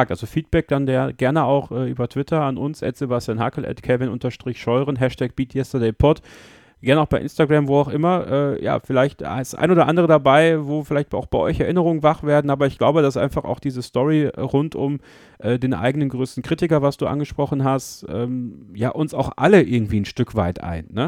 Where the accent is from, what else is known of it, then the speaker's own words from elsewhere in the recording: Borken, North Rhine-Westphalia, Germany; Ich habe damals auf einem Stadtfest in Borken, äh, in meinem Heimat, in meiner Heimatstadt, vor Leuten auf einer Bühne, auf dem Marktplatz